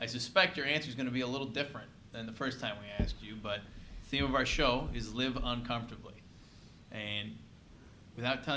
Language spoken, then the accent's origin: English; San Diego, California, United States; moved away; I'm quietly from San Diego originally